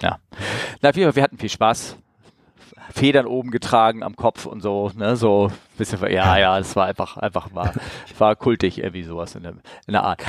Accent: Northern Germany, Germany; als Norddeutscher. Das ist bei uns gleich um die Ecke hier in Norddeutschland.

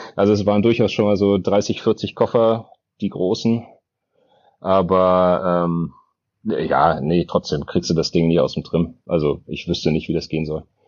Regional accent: Berlin, Germany; ich bin Berliner.

